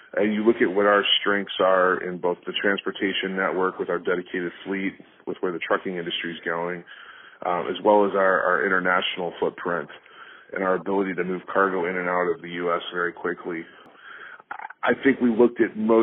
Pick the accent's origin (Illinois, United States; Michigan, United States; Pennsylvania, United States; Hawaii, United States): Illinois, United States; Chicago; also born or lived in St. Louis; I grew up in the Chicagoland area for the most part